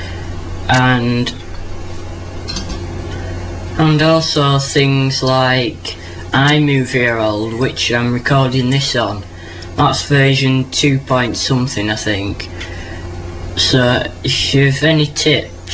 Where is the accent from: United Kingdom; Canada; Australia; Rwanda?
United Kingdom; Leeds, Yorkshire and the Humber; I'm from Leeds in England